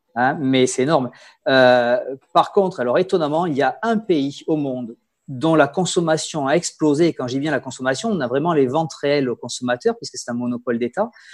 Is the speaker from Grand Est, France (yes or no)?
no; Bordeaux, Nouvelle-Aquitaine, France; accent: Bordelais; moved away as an adult; also born or lived in Hungary / Gers / Rhône Valley; now in Alsace, France; j'ai l'accent bordelais puisque j'ai fait, j'ai passé mon enfance à Bordeaux